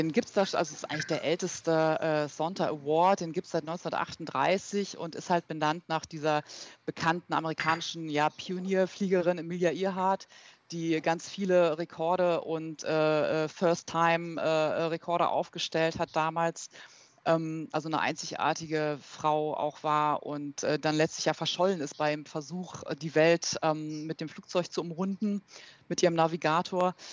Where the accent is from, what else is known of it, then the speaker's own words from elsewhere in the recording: Berlin, Germany; born there; ich bin äh, ursprünglich in Berlin geboren, ähm, habe dort auch äh, Luft- und Raumfahrt studiert, zunächst an der TU in Berlin und bin dann nach Aachen gegangen